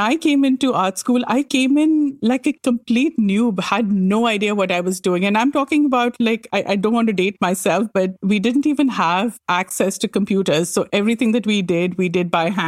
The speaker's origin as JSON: {"language": "English", "country": "India", "tie": "born or raised there", "also_born_or_lived": "New Delhi, India", "moved": "as an adult", "lives_now": "Montreal, Canada", "said": "I grew up in India"}